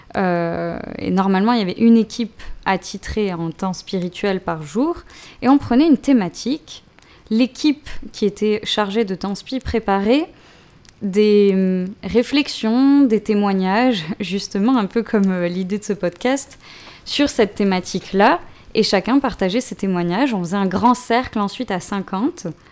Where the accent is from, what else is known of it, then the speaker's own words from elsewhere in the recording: Marseille, Provence-Alpes-Côte d'Azur, France; j'ai grandi de, de, mes 4 à 18 ans à Marseille.